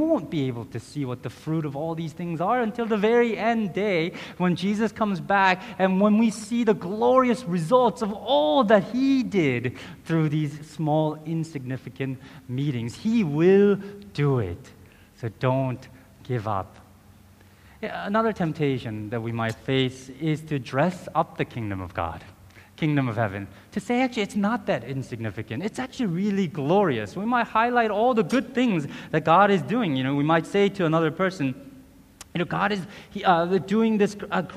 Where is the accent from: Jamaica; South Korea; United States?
South Korea; That's how it began in Korea. In my home country, this is how the gospel arrived.